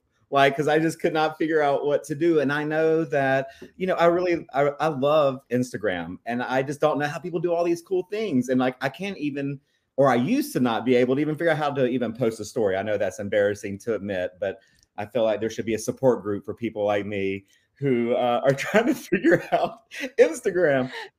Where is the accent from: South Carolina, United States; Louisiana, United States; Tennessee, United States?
South Carolina, United States; Rock Hill; So actually, I grew up in Rock Hill, South Carolina, and I lived there until I was about 19 and I enrolled to college.